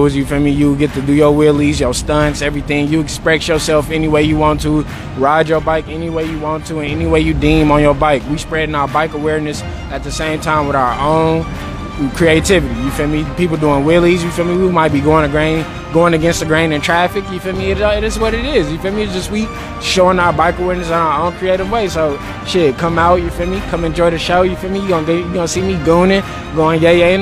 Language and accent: English; the Bay Area, California, United States; now in Texas, United States; I'm from the Bay, I'm a California Bear, but I'm out here bringing Texas heat